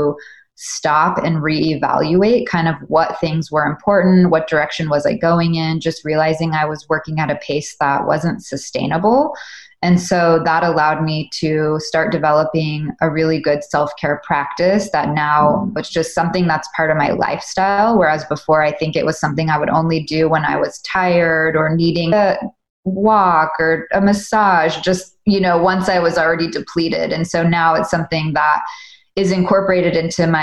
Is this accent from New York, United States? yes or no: no; Southern California, United States; I grew up in Southern California